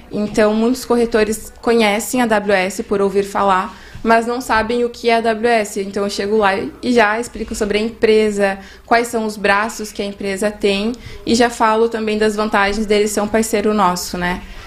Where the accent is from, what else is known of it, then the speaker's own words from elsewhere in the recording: Três Passos, Rio Grande do Sul, Brazil; moved away; Eu sou de pertinho, três passos